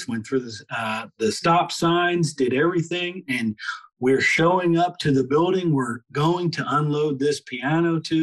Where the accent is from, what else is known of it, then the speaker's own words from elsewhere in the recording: Philadelphia, Pennsylvania, United States; I'm from Philadelphia